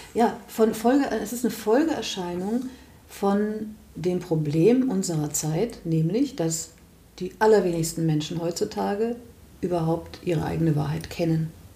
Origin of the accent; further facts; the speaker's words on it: Germany; wir als Deutsche